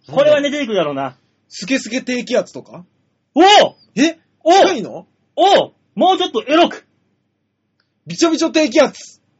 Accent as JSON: {"language": "Japanese", "region": "Chūgoku region", "country": "Japan", "moved": "yes", "said": "中国地方という似たようなところから来てますけども。"}